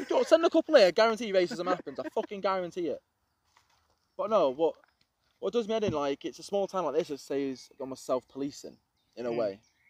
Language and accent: English; Crewe, North West England, United Kingdom; now in Sandbach, United Kingdom; I'm Crewe.